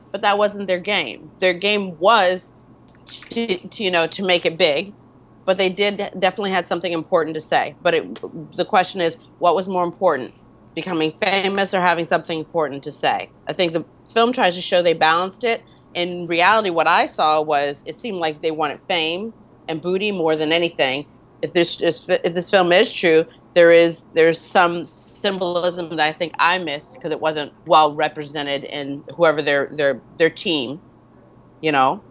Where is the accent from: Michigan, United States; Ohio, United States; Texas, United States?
Michigan, United States; Detroit; now in New York, United States; I'm from Michigan. I'm from Detroit.